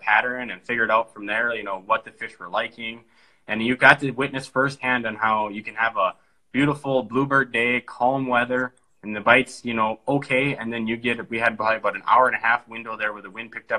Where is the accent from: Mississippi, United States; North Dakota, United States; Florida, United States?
North Dakota, United States; Devils Lake; I was born and raised in Devil's Lake, North Dakota